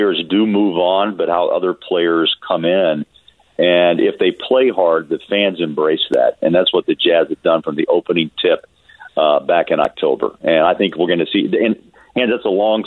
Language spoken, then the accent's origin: English; United States; also born or lived in Kansas / Missouri; I grew up in Kansas, as you know, and Missouri